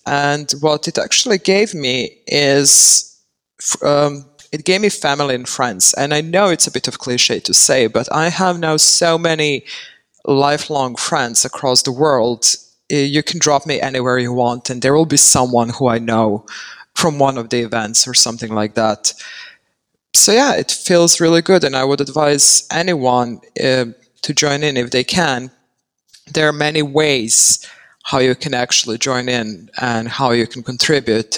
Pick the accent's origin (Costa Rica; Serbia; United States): Serbia; moved away as an adult; now in Netherlands; I'm currently based in the Netherlands. I say currently because I never know where I'm going to end up and who knows what the future holds. But I was born and raised in Serbia and I moved here back in 2014